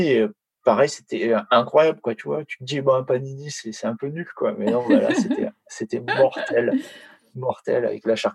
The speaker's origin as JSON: {"language": "French", "country": "France", "said": "franchement Paris c'est ma ville préférée, mais mais c'est vrai que ça, ça, fait ça fait mal au cœur en tant que Français de, de, dire ça et de voir ça"}